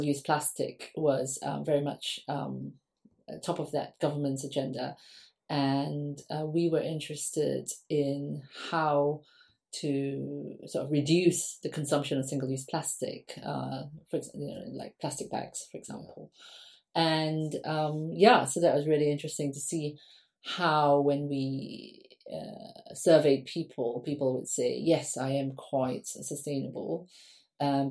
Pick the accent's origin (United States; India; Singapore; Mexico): Singapore; now in London, United Kingdom; I grew up in Singapore. I'm Singaporean.